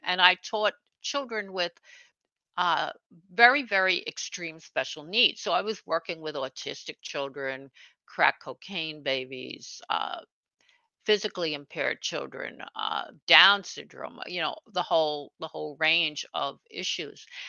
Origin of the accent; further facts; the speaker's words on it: New York City, New York, United States; now in Hudson Valley, United States; I was born actually in Brooklyn, New York, and I grew up uh, right on the border between Brooklyn and Queens